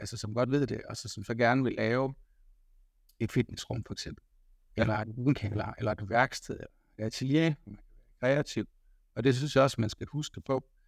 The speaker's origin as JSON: {"language": "Danish", "area": "the Marsh", "region": "Southern Denmark", "country": "Denmark", "said": "Nu kommer jeg fra masken af, så, så der kan jeg føle mig hjemme"}